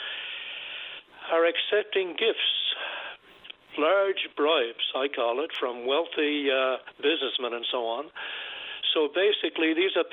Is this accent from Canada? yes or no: yes; Canada; I'm from Canada